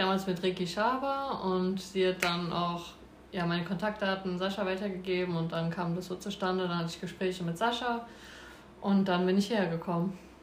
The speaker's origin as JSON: {"language": "German", "town": "Nackenheim", "region": "Rhineland-Palatinate", "country": "Germany", "tie": "born or raised there", "said": "ich war beim ersten FC in Nackenheim. Dort wohne ich auch. Und ähm, ja, bin da, sage ich mal, groß geworden"}